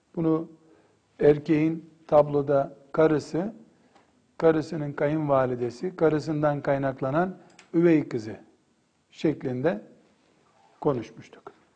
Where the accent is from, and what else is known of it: Black Sea Region, Turkey